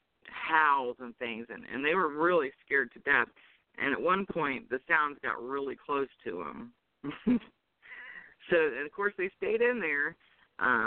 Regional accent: North Carolina, United States; moved away; I'm from North Carolina originally

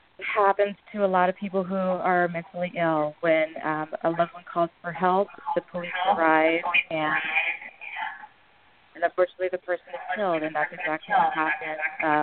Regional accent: Berkeley, California, United States; Basically, Kayla and I, we grew up in Berkeley, California.

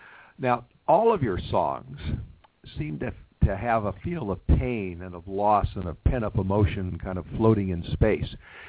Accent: Los Angeles, California, United States; since this is my hometown

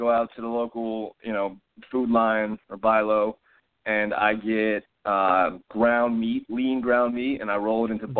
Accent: North Carolina, United States; I'm from North Carolina

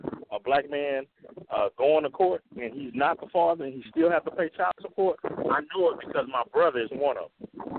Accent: Texas, United States; I'm from Texas

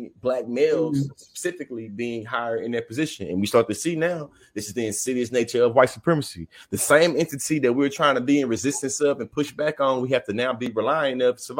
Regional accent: Kansas City, Missouri, United States; I'm born and raised in Kansas City

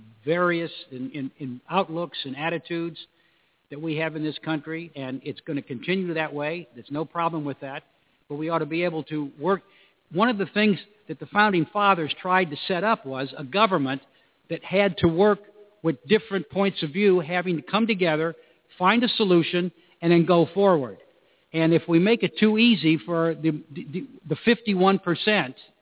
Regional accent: Northern Virginia, United States; I'm from Northern Virginia

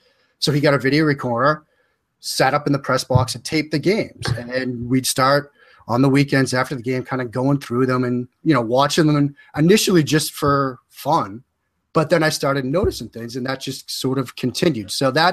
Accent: Boston, Massachusetts, United States; I was a kid growing up in the Boston area in the like mid to late 80s

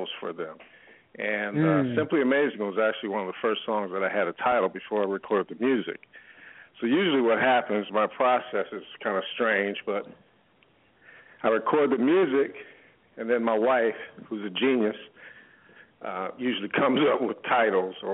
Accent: Detroit, Michigan, United States; now in Delaware, United States; I'm originally from Detroit.

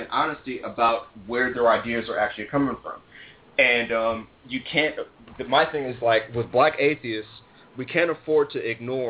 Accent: Cleveland, Ohio, United States; I'm from Cleveland, Ohio

